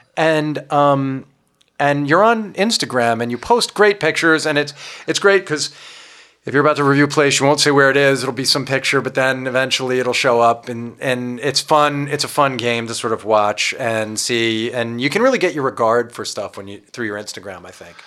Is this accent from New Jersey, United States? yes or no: no; Long Island, New York, United States; I grew up on Long Island